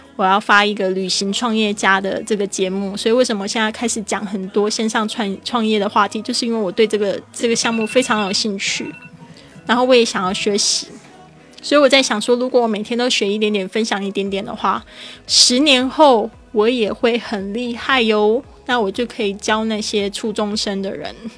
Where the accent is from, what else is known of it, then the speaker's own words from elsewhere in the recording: Taiwan; accent: Taiwanese-accented Mandarin; 我是台湾人